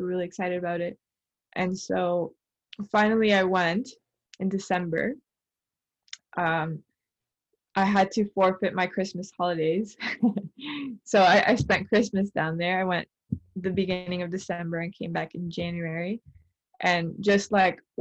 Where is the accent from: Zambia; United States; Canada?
Canada; I'm Canadian, but curious about my Colombian roots.